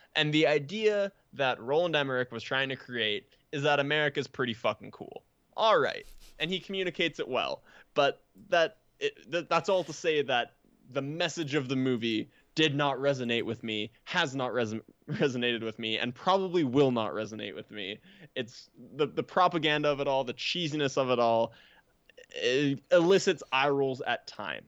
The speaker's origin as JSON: {"language": "English", "country": "Canada", "said": "we are Canadian"}